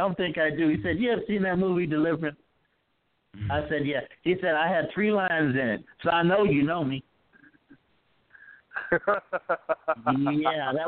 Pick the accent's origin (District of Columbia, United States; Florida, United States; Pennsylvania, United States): Florida, United States; moved away; I was born and reared in Florida